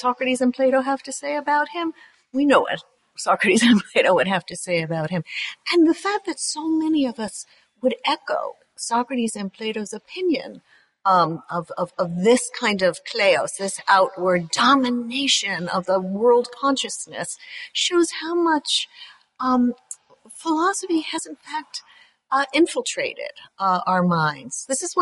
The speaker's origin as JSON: {"language": "English", "country": "United States", "said": "being American"}